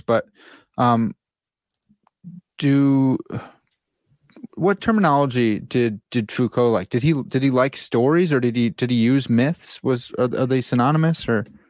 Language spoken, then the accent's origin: English; United States; I'm an American